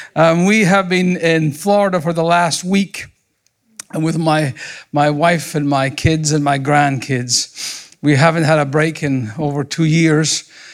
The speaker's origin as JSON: {"language": "English", "region": "Scotland", "country": "United Kingdom", "tie": "born or raised there", "also_born_or_lived": "Montgomery, Alabama", "moved": "as an adult", "lives_now": "United States", "said": "I was raised in Scotland"}